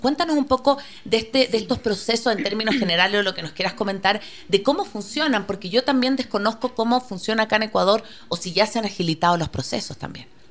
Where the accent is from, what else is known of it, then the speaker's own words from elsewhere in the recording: Chile; moved away; yo soy chilena, vengo de una realidad muy distinta